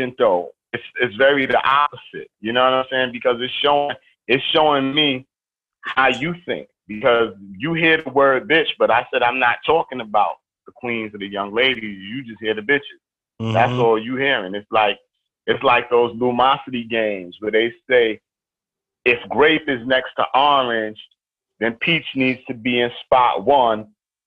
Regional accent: New York City, New York, United States; I'm from East New York. I'm from the crack era where literally murdering and I'm hanging out with murderers and this is the daily living

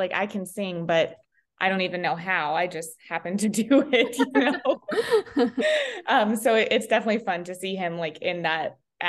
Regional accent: Sheridan, United States; We are from Sheridan.

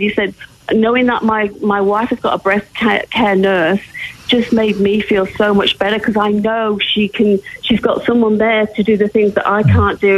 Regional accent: England, United Kingdom; moved away; both being English

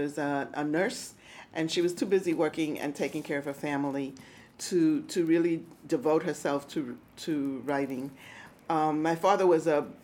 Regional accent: New York City, New York, United States; first language Spanish; English is a second language; also born or lived in Puerto Rico; I grew up in New York City

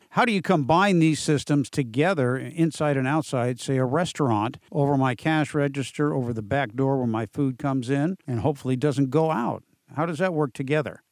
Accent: San Diego, California, United States; It's right here in my hometown where I grew up down in San Diego

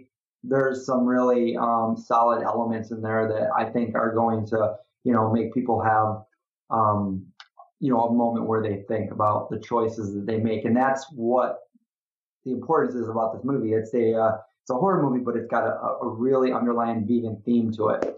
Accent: Syracuse, New York, United States; my hometown, Syracuse, New York. This is where I grew up

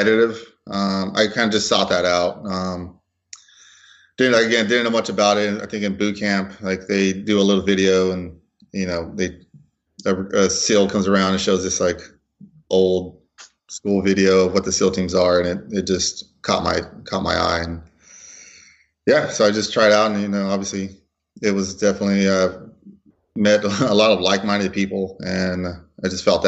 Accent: Los Angeles, California, United States; I kind of went through your standard Hispanic pipeline in Los Angeles. I was born and raised in Los Angeles.

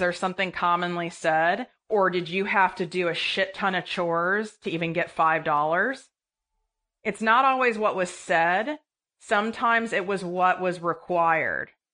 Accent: Midwest, United States; I was raised in the Midwest

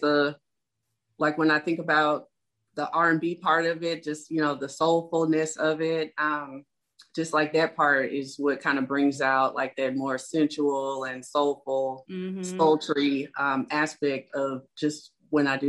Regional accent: Shreveport, Louisiana, United States; I'm born and raised in Shreveport, Louisiana

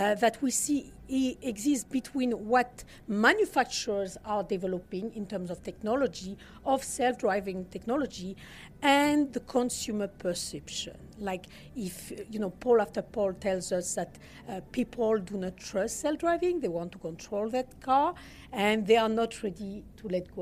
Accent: southern France, France; accent: Southern France; English is a second language; Hopefully you'll manage my accent. This is Southern France

